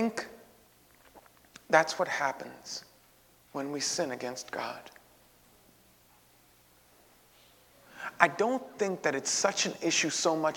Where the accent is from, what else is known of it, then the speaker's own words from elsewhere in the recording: New York City, New York, United States; I had lived in that neighborhood my entire life